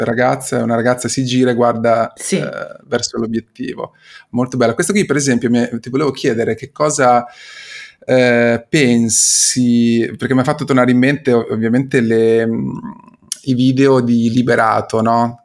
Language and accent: Italian; Imola, Emilia-Romagna, Italy; io vengo, provengo da Imola